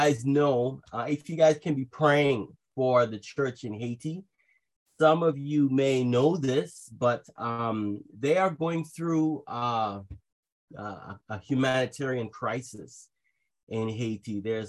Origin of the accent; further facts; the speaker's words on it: Trinidad & Tobago; also born or lived in Jamaica; I actually grew up in Jamaica and Trinidad because my mother is Jamaican and my father is Trinidadian.